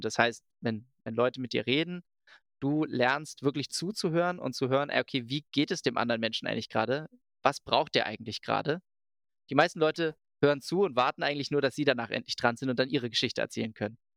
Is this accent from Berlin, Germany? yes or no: yes; Berlin, Germany; ich komme aus Berlin